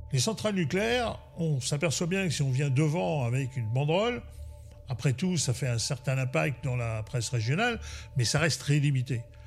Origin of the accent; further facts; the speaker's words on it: Cherbourg, Normandy, France; je suis né à Cherbourg le 17 octobre 1959 et je vis ici à Cherbourg depuis, ben, depuis toujours